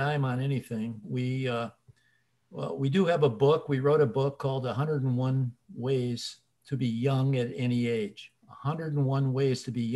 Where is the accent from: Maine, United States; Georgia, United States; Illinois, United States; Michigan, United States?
Illinois, United States; Chicago; moved away; We're from Chicago originally